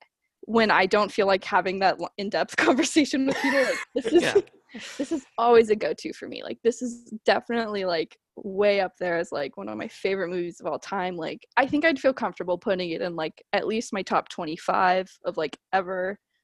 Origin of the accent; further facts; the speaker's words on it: Washington, United States; So like yes and no. I'm from Washington.